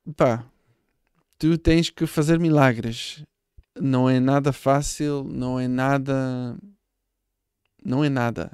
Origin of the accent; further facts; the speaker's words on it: Israel; Portuguese is a second language; moved away as an adult; now in Portugal; eu sou de Israel. Uh, com 21 ou 22 uh, ah, deixei o país